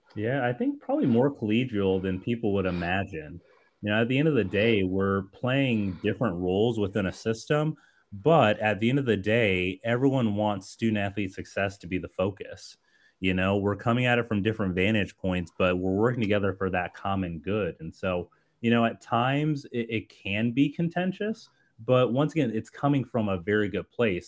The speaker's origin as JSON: {"language": "English", "town": "Colorado Springs", "region": "Colorado", "country": "United States", "tie": "born or raised there", "said": "I grew up in Colorado Springs"}